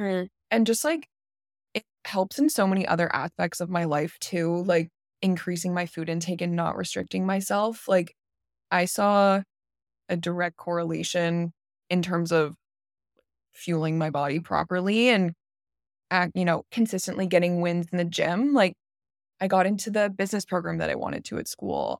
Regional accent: Canada; I'm from Canada

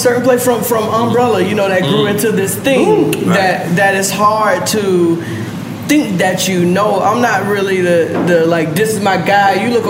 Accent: Atlanta, Georgia, United States

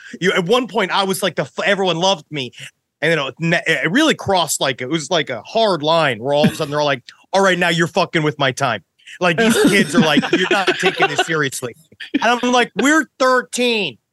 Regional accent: New York City, New York, United States; I was just straight born in Queens, New York.

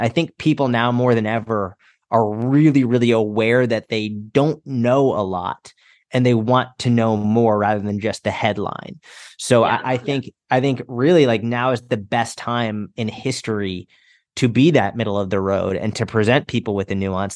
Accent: outside Boston, Massachusetts, United States; I grew up outside Boston, Massachusetts

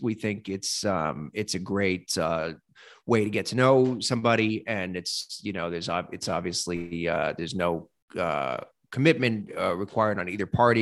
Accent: New York, United States; moved away as an adult; now in Nashville, United States; from New York, but I but I'm from here now. Yeah, I live here now

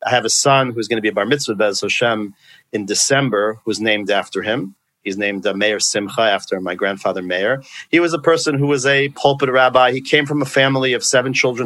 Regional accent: West Hempstead, New York, United States; also born or lived in Brooklyn, New York / Israel / Fair Lawn, New Jersey; when we moved there, I grew up in West Hempstead.

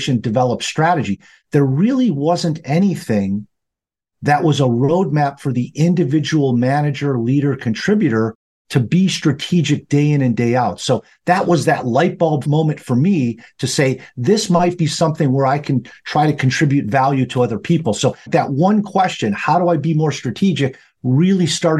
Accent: just outside Chicago, Illinois, United States; I'm a Midwesterner by trade, so I grew up just outside Chicago in Illinois. And I have lived here all of my life

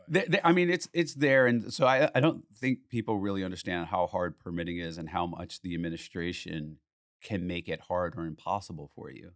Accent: United States; as an American

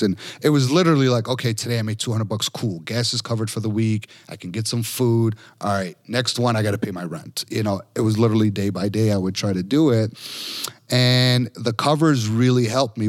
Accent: Chicago, Illinois, United States; I'm from Chicago

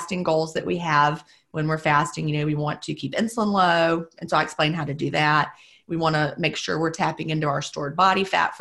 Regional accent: the American South, United States; being a Southerner

